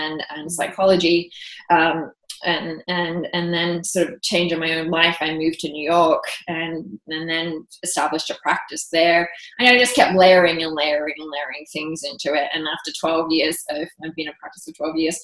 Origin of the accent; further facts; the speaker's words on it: Australia; moved away as an adult; also born or lived in London; I'm also Australian, and we feel like we have this rite of passage that we're supposed to travel the world